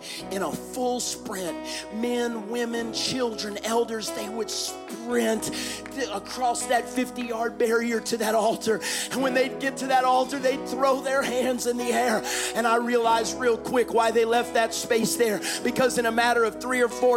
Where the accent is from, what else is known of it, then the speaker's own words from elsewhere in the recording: United States; I was raised in America